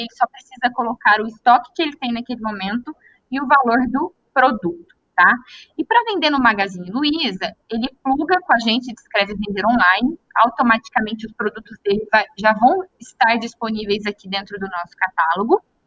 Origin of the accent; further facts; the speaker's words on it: interior of Minas Gerais, Brazil; Eu sou do interior de Minas